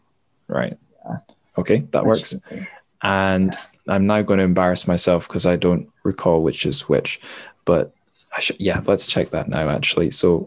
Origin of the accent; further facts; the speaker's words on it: Dundee, Scotland, United Kingdom; also born or lived in Manchester; So I'm from Dundee. That's where I am now on the east coast. So we are the sunniest city in Scotland.